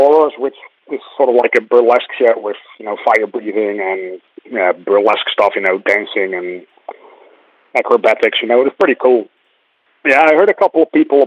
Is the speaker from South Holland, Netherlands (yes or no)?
yes; Rotterdam, South Holland, Netherlands; moved away as an adult; now in Dublin, Ireland; I live in Dublin, in Ireland. I've been here for nearly 12 years now. I'm originally from Rotterdam and Holland.